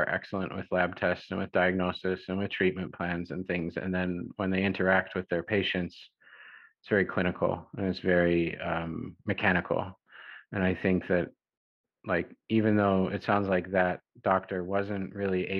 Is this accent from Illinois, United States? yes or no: yes; Illinois, United States; I'm from Illinois